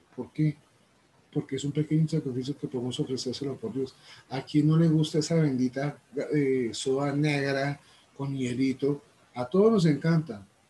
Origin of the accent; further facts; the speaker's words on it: Colombia; vengo desde Colombia.